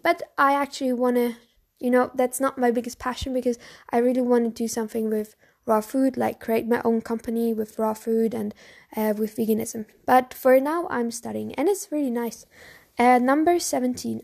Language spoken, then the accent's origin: English; Bavaria, Germany; English is a second language; I'm from Bavaria. So Bavaria is in Germany.